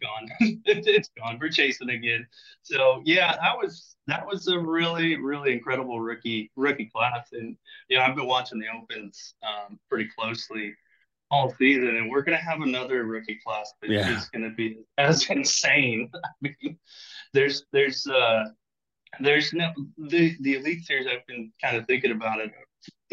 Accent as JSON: {"language": "English", "region": "California", "country": "United States", "said": "I'm from California. We don't have big water like"}